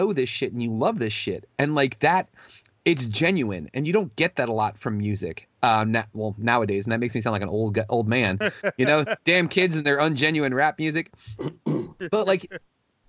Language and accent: English; Northern Virginia, United States; growing up in the Northern Virginia area